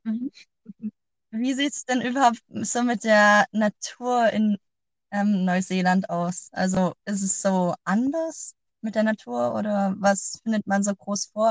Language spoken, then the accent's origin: German; Germany; now in Iceland; bei uns in Deutschland